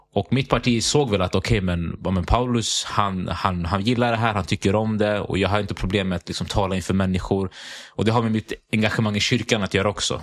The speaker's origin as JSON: {"language": "Swedish", "town": "Sundbyberg", "region": "Stockholm County", "country": "Sweden", "tie": "born or raised there", "said": "jag är född och uppväxt i Hallonbergen."}